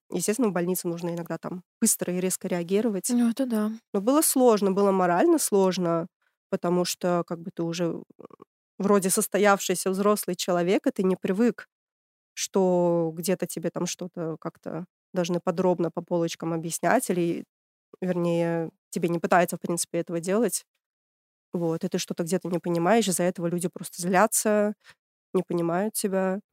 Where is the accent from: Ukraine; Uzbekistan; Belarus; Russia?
Uzbekistan; Tashkent; moved away as an adult; now in Germany; А я из Ташкента, столица Узбекистана. Приехала 10 лет назад.